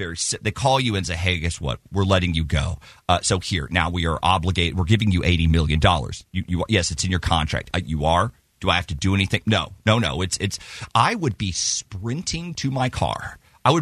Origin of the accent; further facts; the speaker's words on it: College Station, Texas, United States; it was how I grew up. I'm from there. I was raised.